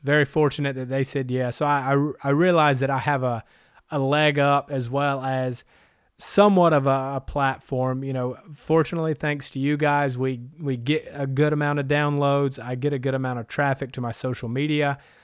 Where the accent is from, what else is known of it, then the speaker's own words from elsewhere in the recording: Anderson, South Carolina, United States; also born or lived in San Diego / Huntington Beach / Las Vegas / Northern California; now in Greenville, United States; I was born and raised in South Carolina in Anderson